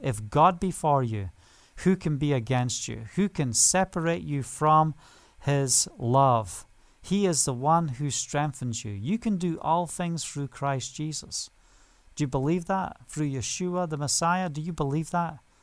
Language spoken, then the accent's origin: English; Scotland, United Kingdom; now in Israel; Being Scottish